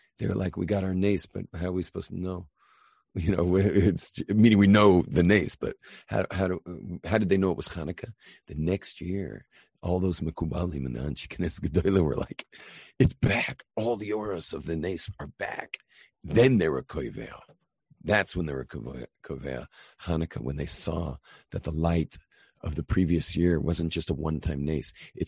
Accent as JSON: {"language": "English", "country": "United States", "said": "I'm an American. You know, I can drive from my house in L.A. 20 hours north and wind up in Canada."}